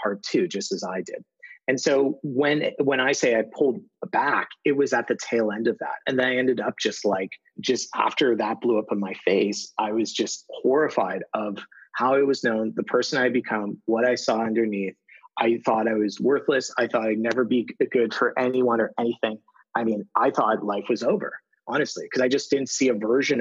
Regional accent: Toronto, Ontario, Canada; TED Toronto, like 1,200 people in my hometown

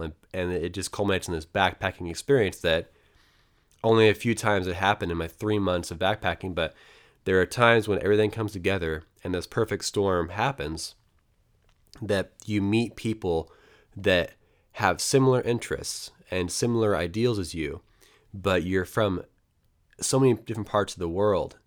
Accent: Portland, Oregon, United States; a West Coast American, basically from Portland, Oregon

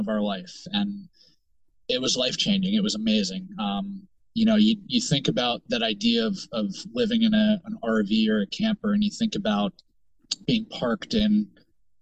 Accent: the Poconos, Pennsylvania, United States; moved away as an adult; also born or lived in Charleston, South Carolina; now in South Carolina, United States; I grew up in Pennsylvania. I grew up in the Poconos, 25 years of my life in the Poconos.

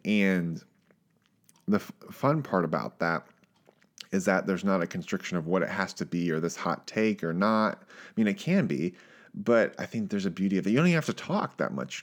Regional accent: Richmond, Virginia, United States; I grew up in Virginia, Richmond, Virginia

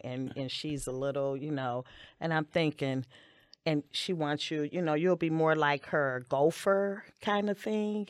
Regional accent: Maywood, Illinois, United States; also born or lived in West Side, Chicago; my family moved to Maywood when I was four years old

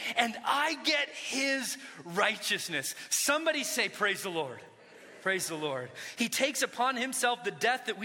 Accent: Orange County, California, United States; When I was a kid, I grew up in Orange County

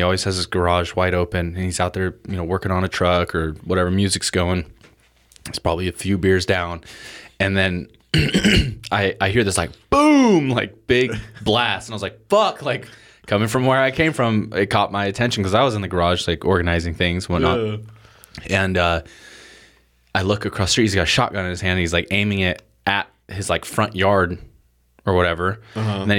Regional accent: Portland, United States; I grew up in Portland, and there's people that grow up

